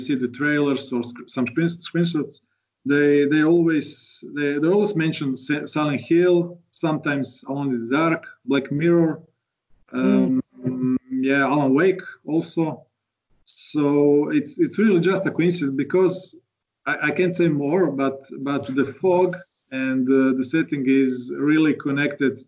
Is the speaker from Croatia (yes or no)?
yes; Croatia; we are from Croatia